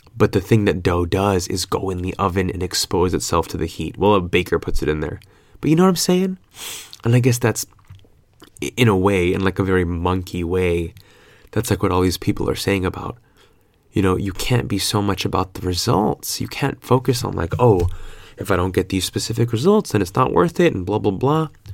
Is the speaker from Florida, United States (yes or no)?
no; California, United States; moved away as an adult; now in Australia; I'm so Californian